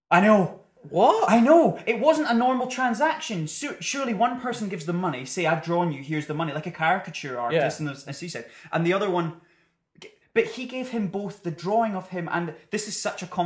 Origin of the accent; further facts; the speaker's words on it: United Kingdom; Well, we're British.